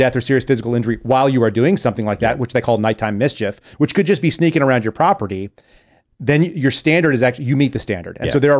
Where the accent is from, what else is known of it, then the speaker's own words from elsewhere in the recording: Texas, United States; So that's also terrifying because I grew up in Texas.